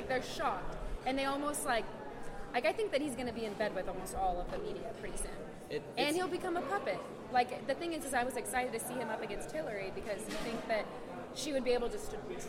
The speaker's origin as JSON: {"language": "English", "region": "Texas", "country": "United States", "moved": "yes", "lives_now": "California, United States", "said": "I'm from Texas, so I live in California"}